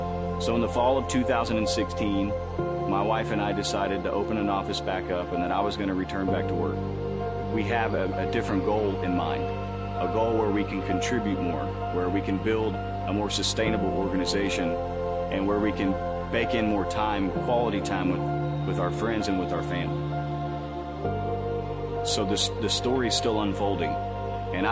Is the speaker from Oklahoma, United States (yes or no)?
yes; Bridge Creek, Oklahoma, United States; I'm 32 years old, and I'm from Bridge Creek, Oklahoma